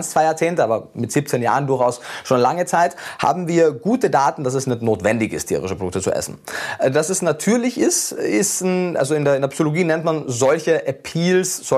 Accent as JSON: {"language": "German", "region": "Carinthia", "country": "Austria", "tie": "born there", "said": "ich war ja durchgehend in Österreich, ich bin in Kärnten geboren, habe dann äh, in Wien mein Studium gemacht"}